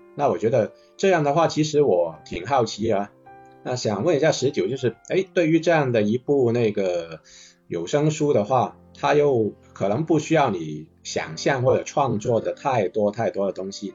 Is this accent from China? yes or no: yes; Guangzhou, Guangdong, China; 也是跟我们一样土生土长的广州人